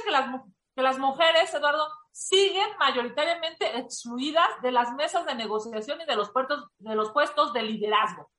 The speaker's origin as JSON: {"language": "Spanish", "country": "Mexico", "said": "como mexicanos"}